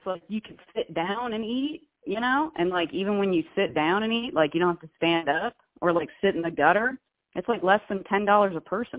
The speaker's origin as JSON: {"language": "English", "region": "California", "country": "United States", "said": "I'm Californian, dude. I'm basically from Mexico."}